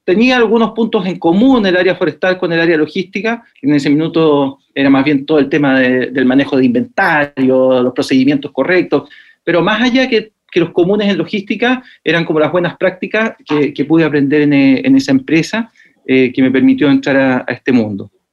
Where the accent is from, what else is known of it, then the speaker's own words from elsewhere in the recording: Santiago, Santiago Metropolitan Region, Chile; moved away as an adult; also born or lived in Los Ángeles, Biobío, Chile; de Santiago de Chile. Toda la vida nací acá, eh, y, pero viví hasta los 25 años en Santiago